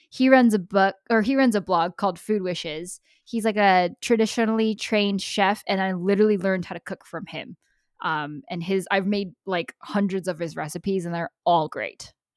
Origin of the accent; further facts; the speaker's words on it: United States; I'm American